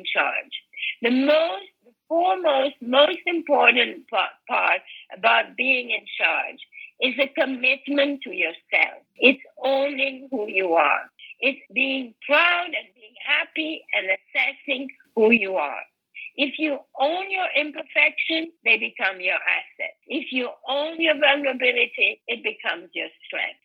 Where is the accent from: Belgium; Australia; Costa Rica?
Belgium; moved away as an adult; also born or lived in Europe / America; now in United States; I was born in Belgium, and I was raised in Europe, and I only came to America when I was 22